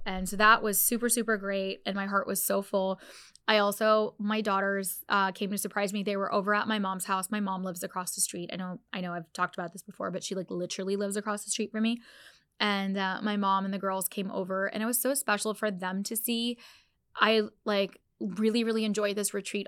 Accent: Orlando, Florida, United States; this is literally my hometown

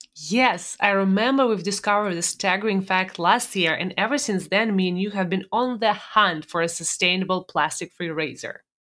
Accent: Russia; moved away; growing up in Russia days.

